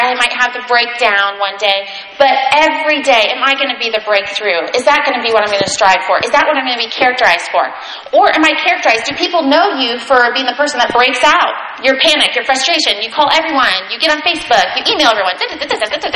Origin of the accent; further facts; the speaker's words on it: United States; as American Christians here